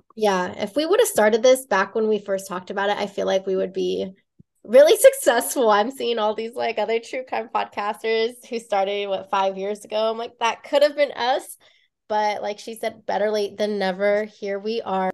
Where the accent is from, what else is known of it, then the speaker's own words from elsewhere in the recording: Bay Area, California, United States; now in Los Angeles County, United States; I am from the Bay Area. We are both from the Bay Area originally.